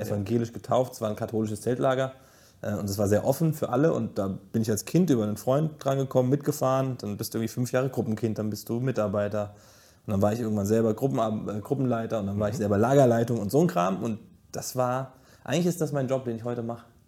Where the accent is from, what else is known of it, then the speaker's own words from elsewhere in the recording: Giessen, Hesse, Germany; in Gießen aufzuwachsen ist, ich sage schon immer, es ist hässlich, aber es ist meine Heimat